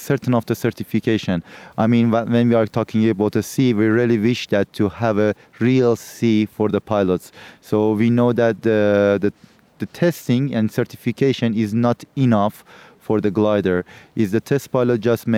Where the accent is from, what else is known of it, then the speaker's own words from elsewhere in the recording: Turkey; I'm from Turkey